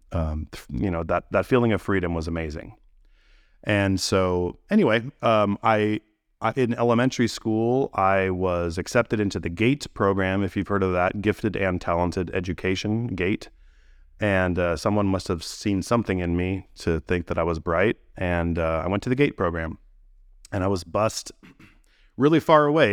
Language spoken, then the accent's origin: English; Gilroy, California, United States; I grew up in California, in, um, in a town called Gilroy